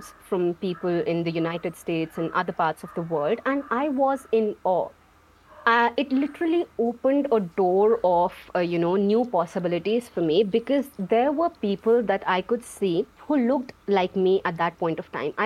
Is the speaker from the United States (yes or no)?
no; Jammu and Kashmir, India; I am from Jammu Kashmir, India.